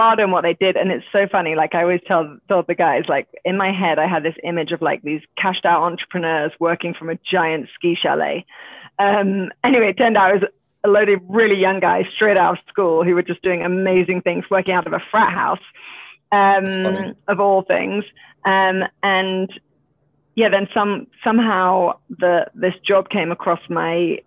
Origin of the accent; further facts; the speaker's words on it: England, United Kingdom; accent: British; moved away as an adult; now in Boulder, United States; I am British, as you can tell from my accent